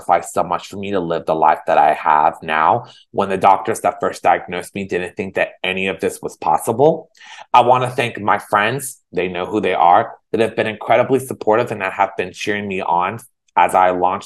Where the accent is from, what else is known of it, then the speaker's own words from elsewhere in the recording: Danville, California, United States; now in Los Angeles, United States; I was born and raised in Danville, California.